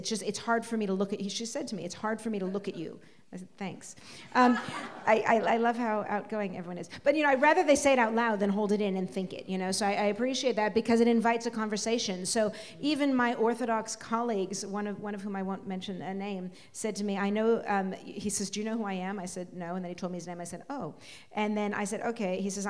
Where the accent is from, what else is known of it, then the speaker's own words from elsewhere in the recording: West Coast, United States; And again, I come from America. I come from the West Coast, Hippieville. So, my world is different.